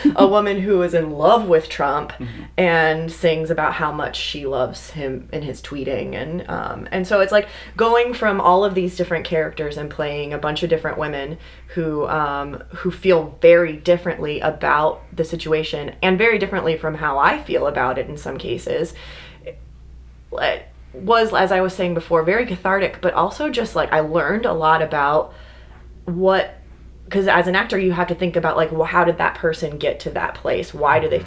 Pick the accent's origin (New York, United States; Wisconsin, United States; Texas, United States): Texas, United States; moved away; I'm originally from Texas